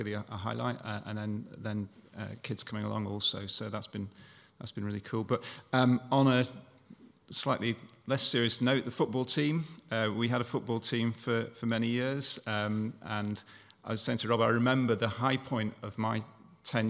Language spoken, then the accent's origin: English; Stockport, North West England, United Kingdom; moved away as an adult; now in Bath, United Kingdom; I was born and brought up in Stockport, just south of Manchester, and I came to uni in 1985